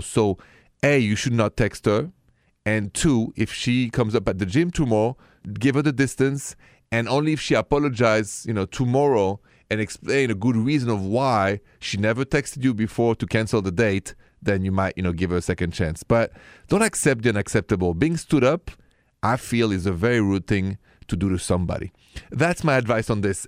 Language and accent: English; Paris, Île-de-France, France; moved away; I come from Paris